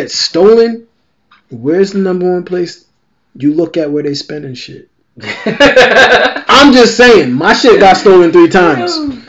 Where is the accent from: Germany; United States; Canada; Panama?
United States; Brooklyn, New York; Nah, we don't steal. I'm from Brooklyn.